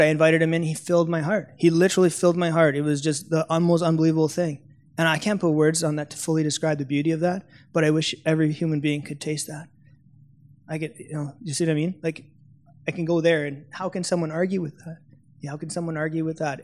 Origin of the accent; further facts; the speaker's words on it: Canada; I'm from Canada